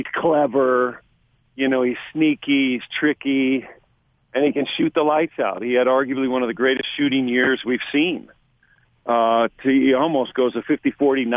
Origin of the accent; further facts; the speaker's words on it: California, United States; moved away; I'm from California.